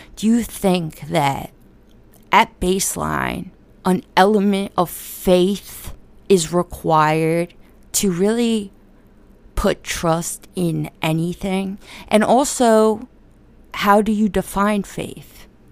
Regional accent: United States; I'm from America

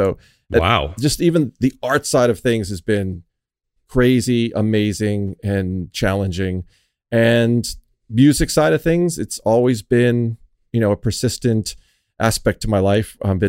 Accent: Boston, Massachusetts, United States; born and raised in Boston

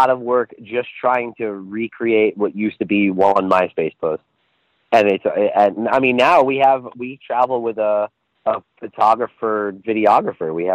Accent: Long Island, New York, United States; born or raised there

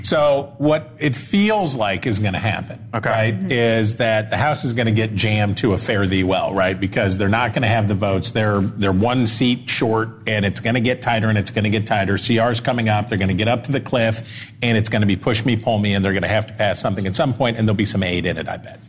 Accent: West Virginia, United States; I'm a West Virginian. I think of myself as an American before I think of myself as a West Virginian, but I'm very proud to be a West Virginian

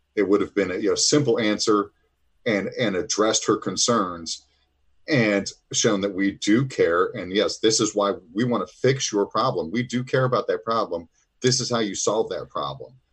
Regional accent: Illinois, United States; I am from Illinois.

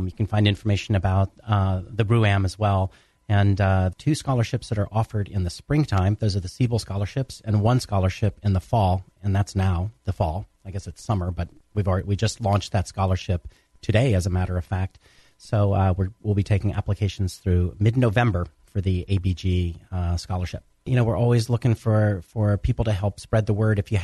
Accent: Atlanta, Georgia, United States; moved away; I was from Atlanta, too. We grew up in Atlanta

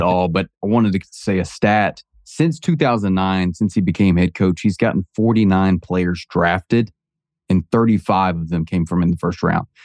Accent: Alabama, United States; I grew up in Alabama

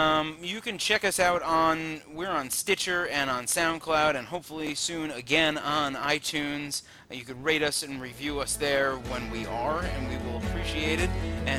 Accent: Long Island, New York, United States; But then I'm from Long Island, which is near the ocean

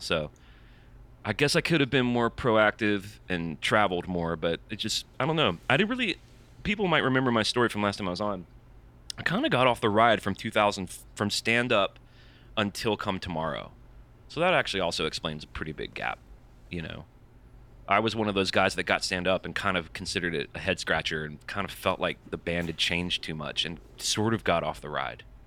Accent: Birmingham, Alabama, United States; now in Nashville, United States; I'm from Birmingham. I live in Nashville now

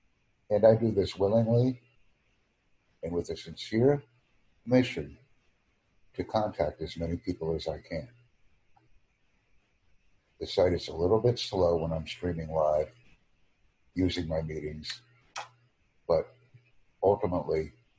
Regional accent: United States; I am not a British English speaker. I am from the United States.

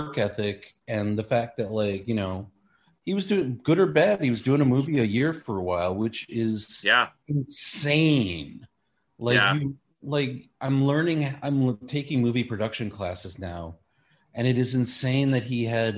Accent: New York City, New York, United States; moved away as an adult; now in Los Angeles, United States; I'm from Queens, born and raised.

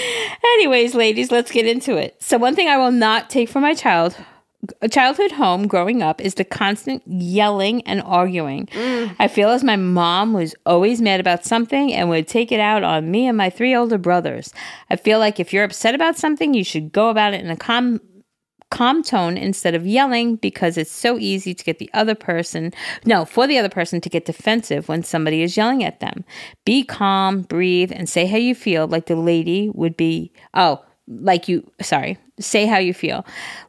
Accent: Minnesota, United States; Hey, listen, Jerry. I'm from Minnesota.

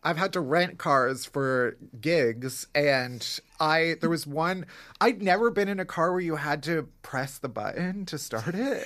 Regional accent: Chicago, Illinois, United States; now in New York, United States; I'm from Chicago

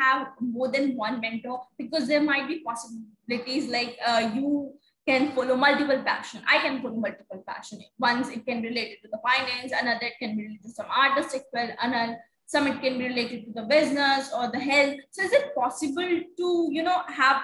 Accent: Punjab, India; first language Hindi; English is a second language; I am Indian and I know Hindi. That's our first language, you know, our mother tongue. And second is English. And because I'm Punjabi regional

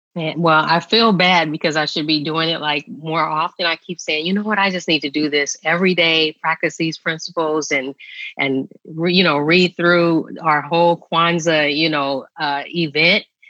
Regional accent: San Francisco, California, United States; I grew up in San Francisco

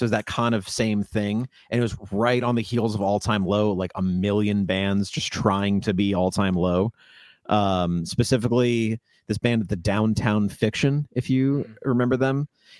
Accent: Virginia, United States; yeah, I'm from Loudoun, but okay. Which is just right next to Fairfax.

